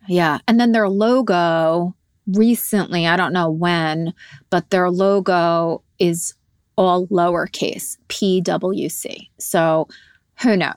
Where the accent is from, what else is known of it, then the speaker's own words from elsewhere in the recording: Montrose, New York, United States; also born or lived in Peekskill; I was born in Peekskill, but for the majority of my life I grew up in Montrose.